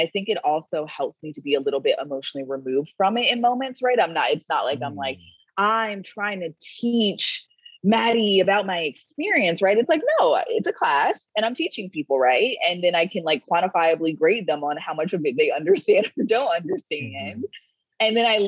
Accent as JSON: {"language": "English", "region": "North Florida", "country": "United States", "tie": "born or raised there", "said": "I grew up in North Florida, which is the South"}